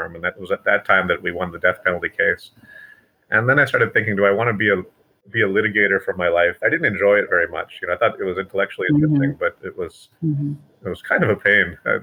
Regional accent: Kentucky, United States; I, like Abraham Lincoln, was born in Kentucky and raised

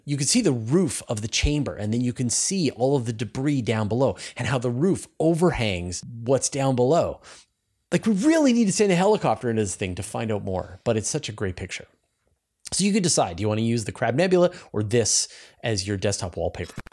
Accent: Canada; accent: Canadian; my Canadian accent. I'm Canadian. I have an accent

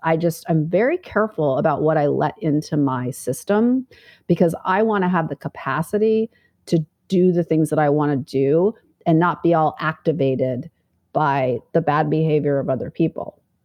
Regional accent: Fairbanks, Alaska, United States; moved away; also born or lived in Manhattan, New York; I grew up in Fairbanks, Alaska, very conservative, small town mentality

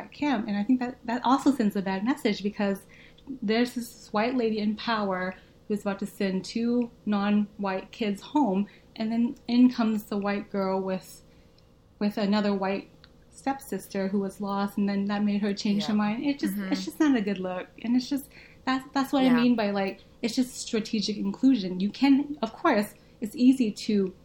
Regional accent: Arkansas, United States; first language Vietnamese; English is a second language; I grew up in Arkansas, I lived in the suburbs.

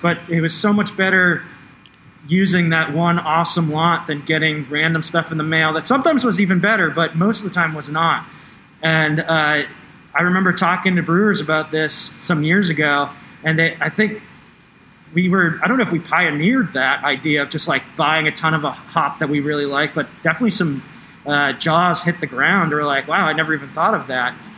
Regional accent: East Coast, United States; moved away; I'm from the East Coast

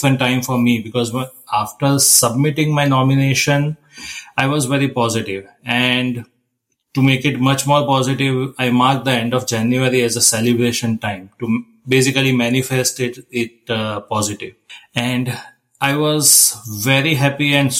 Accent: Ahmedabad, Gujarat, India; moved away as an adult; now in Columbus, United States; I'm from Ahmedabad, India. I'm currently in Columbus, Ohio, USA since almost like 5 years

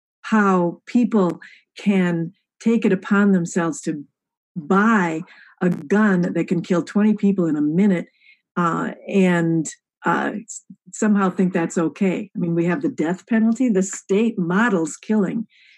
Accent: Michigan, United States; now in California, United States; I grew up in Michigan, and then I've been living in California, though, for decades.

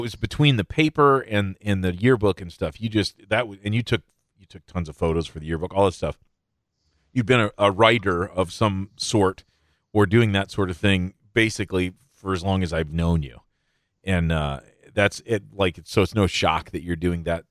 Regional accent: Midland, Michigan, United States; I grew up in Midland. I was born here. I grew up here. Uh, I still live in Midland, technically.

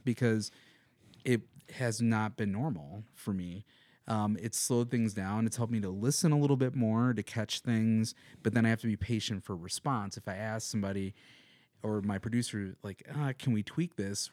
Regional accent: Madison, Wisconsin, United States; now in Missoula, United States; I'm from Madison, Wisconsin

